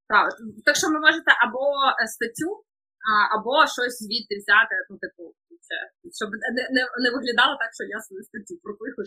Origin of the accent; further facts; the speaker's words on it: Kharkiv, Kharkiv Oblast, Ukraine; я взагалі з Харкова